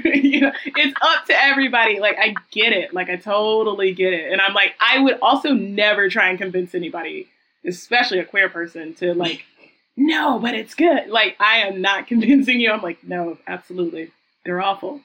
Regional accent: the South, United States; I am from the South

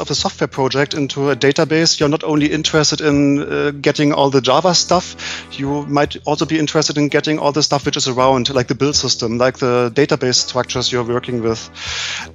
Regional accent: Germany; I'm coming from Germany, working for a small company called Buschmeiss.

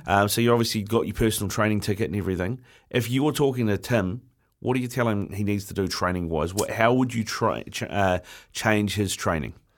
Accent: Auckland, New Zealand; born and bred in Auckland

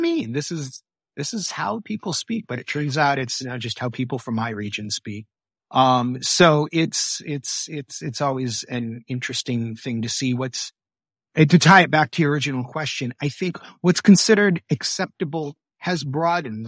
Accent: Michigan, United States; I grew up in Michigan

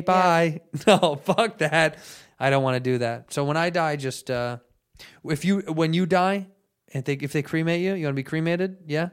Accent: United States; I'm American.

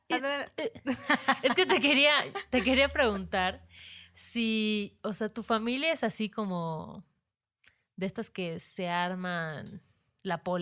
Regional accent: Mexico; also born or lived in Mérida; somos mexicanas

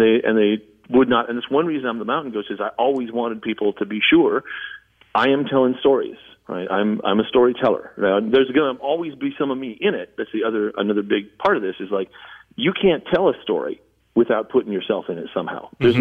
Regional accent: Southern California, United States; I grew up in Southern California

